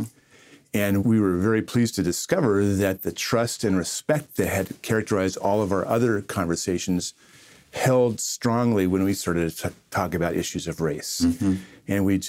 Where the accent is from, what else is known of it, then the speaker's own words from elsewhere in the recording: Ireland; That's right. I'm Irish. We take everything personally.